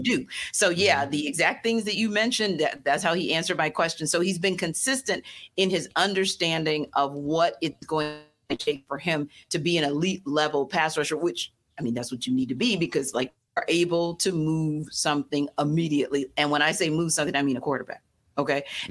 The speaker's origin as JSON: {"language": "English", "town": "New Orleans", "region": "Louisiana", "country": "United States", "moved": "yes", "said": "I am from originally from New Orleans"}